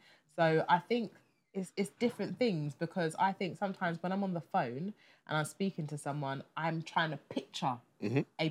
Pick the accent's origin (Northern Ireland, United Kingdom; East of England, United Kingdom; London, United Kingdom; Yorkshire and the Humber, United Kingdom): London, United Kingdom; being a Londoner